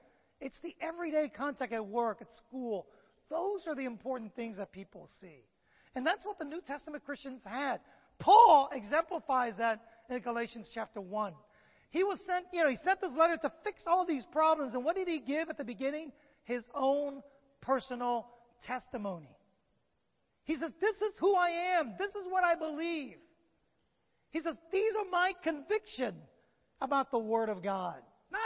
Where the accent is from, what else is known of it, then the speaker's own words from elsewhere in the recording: San Francisco, California, United States; I grew up in San Francisco